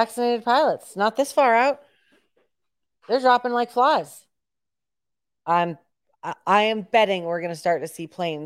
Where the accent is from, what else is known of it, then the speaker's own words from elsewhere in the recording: Danbury, Connecticut, United States; I grew up in Danbury